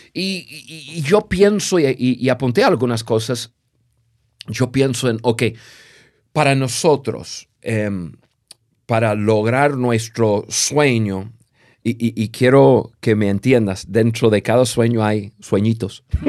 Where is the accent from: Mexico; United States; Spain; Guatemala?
United States; Spanish is a second language; moved away as an adult; also born or lived in Latin America; siendo gringos